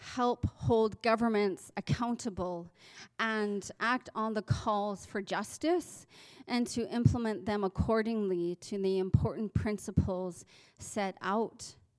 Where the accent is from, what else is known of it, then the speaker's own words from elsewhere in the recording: Southern Alberta, Canada; as Southern Albertans, as Canadian citizens.